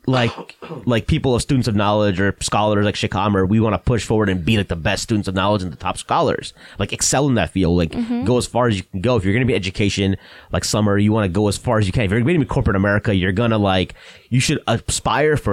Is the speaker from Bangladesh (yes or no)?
yes; Bangladesh; moved away; I was born in Bangladesh, so my parents immigrated here